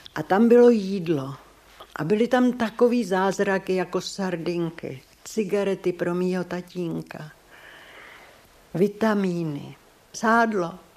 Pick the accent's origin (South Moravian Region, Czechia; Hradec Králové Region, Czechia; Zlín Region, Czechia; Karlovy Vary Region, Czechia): Hradec Králové Region, Czechia; Červený Kostelec; z Červeného kostelce